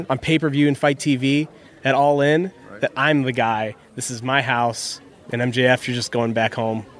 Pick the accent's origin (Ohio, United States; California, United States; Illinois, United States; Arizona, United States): Illinois, United States; Chicago; I'm in my hometown of Chicago. This is my backyard. Nobody else knows it better than I do.